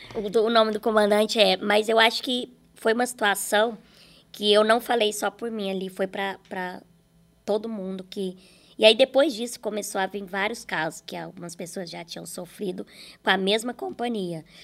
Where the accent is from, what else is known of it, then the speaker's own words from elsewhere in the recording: Araxá, Minas Gerais, Brazil; moved away; quando eu vou para Araxá, Minas Gerais, é onde eu consigo viver mais, assim. Porque ali as pessoas me conhecem, mas é de onde eu nasci